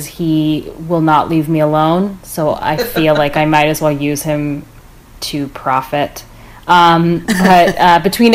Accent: Canada; I was born in Canada

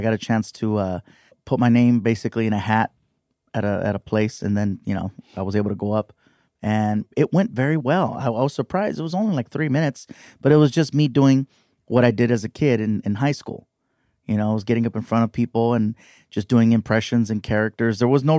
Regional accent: Long Beach, California, United States; Here in Long Beach.

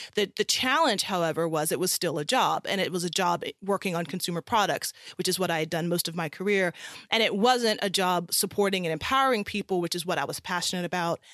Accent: South Carolina, United States; moved away as an adult; also born or lived in California; I'm originally from South Carolina, and I'm the child of a Ghanaian immigrant and an American mother

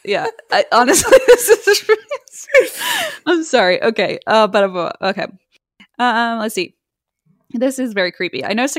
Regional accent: Iowa, United States; I was born and raised in Iowa, and most of my family lives in Iowa, too.

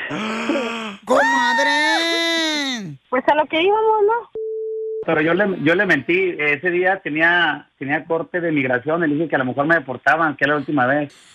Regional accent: Durango, Mexico; born there; Con Miguel de Cruz de Durango.

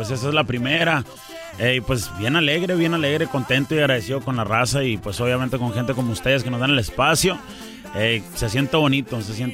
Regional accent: Tucson, Arizona, United States; also born or lived in Nogales, Sonora, Mexico; Bueno, soy nacido en Tucson, Arizona, original de Tucson, Arizona. Este, y crecimos, pues mis papás son de Sonora, de Nogales y Agua Prieta, Sonora.

